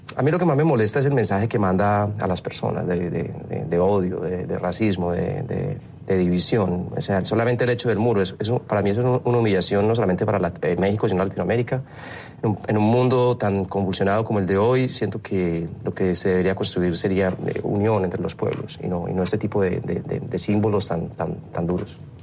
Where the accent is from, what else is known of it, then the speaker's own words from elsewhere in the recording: Colombia; moved away as an adult; now in Miami, United States; como latino, como colombiano, viviendo aquí hace ya 13 años